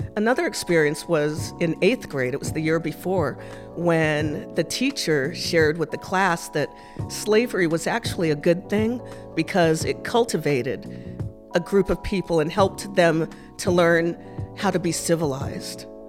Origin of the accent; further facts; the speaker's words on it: Massachusetts, United States; also born or lived in Japan; I spent my childhood growing up in Massachusetts